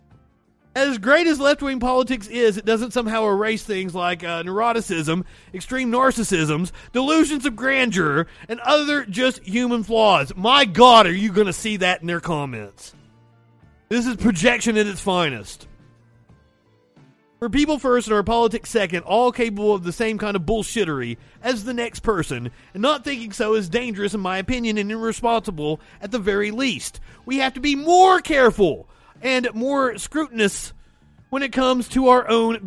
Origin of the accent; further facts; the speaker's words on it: United States; I'm an American.